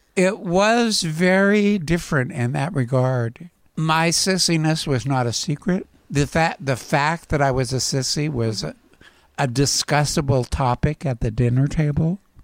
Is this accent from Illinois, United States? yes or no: no; Port Angeles, Washington, United States; I grew up on a tenant dairy farm in a very rural environment